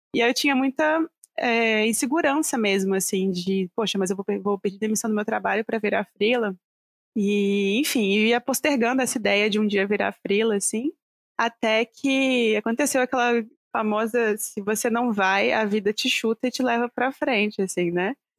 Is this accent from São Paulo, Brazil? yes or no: no; Vitória, Espírito Santo, Brazil; moved away as an adult; na época eu ainda morava no Brasil, morava no Vitória, no Espírito Santo